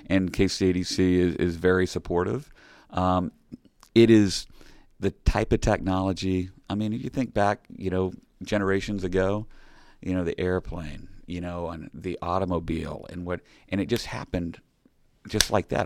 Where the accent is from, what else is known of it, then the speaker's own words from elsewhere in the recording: Kansas City, United States; I'm from Kansas City.